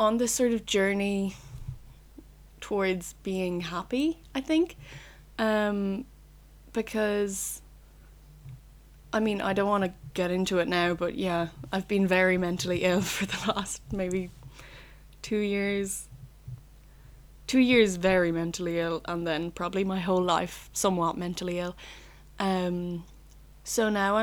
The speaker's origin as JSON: {"language": "English", "town": "Roscommon", "region": "Connacht", "country": "Ireland", "said": "I'm 20, from Roscommon, which is a county, from Roscommon Town."}